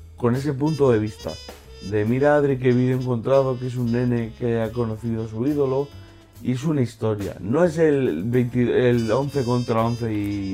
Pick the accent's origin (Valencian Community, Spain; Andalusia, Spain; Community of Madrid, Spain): Valencian Community, Spain; moved away; siento valenciano, me siento del Valencia